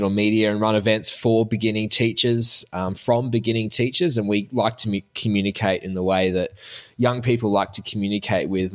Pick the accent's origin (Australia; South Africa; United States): Australia; accent: Australian; I'm the Australian side of the trifecta of accents in this episode.